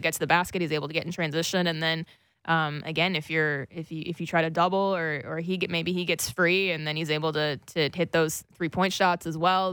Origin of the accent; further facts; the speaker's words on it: United States; I'm a silly American